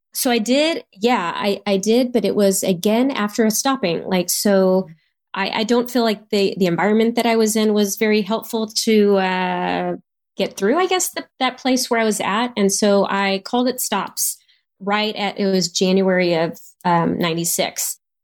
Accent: Houston, Texas, United States; I was from Houston

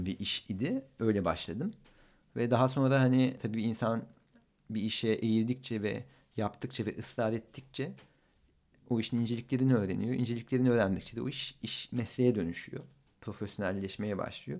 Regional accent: Ankara, Turkey; Ankaralıyım ben

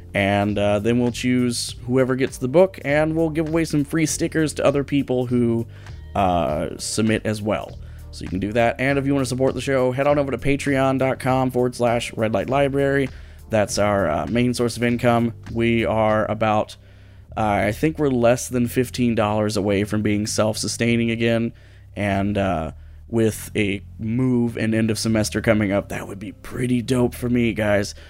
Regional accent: Midwest, United States; growing up in the Midwest

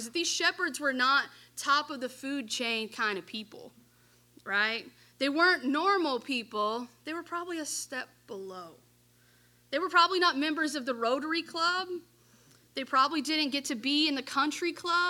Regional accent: DeSoto County, Mississippi, United States; I've lived in this area my whole life. I grew up in DeSoto County. I was born here. I was raised here.

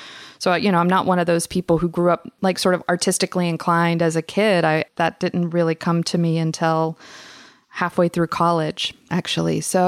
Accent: the South, United States; I think different way of growing up in the South.

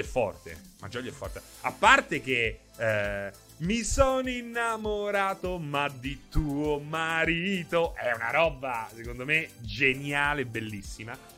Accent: Rome, Lazio, Italy; io so di Roma

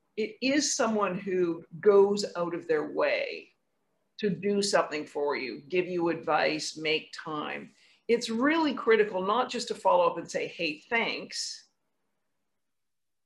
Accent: West Coast of Canada, Canada; now in New York, United States; I grew up on the West Coast of Canada.

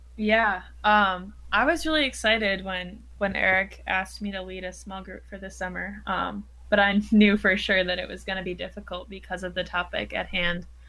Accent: Wisconsin, United States; I'm from Wisconsin

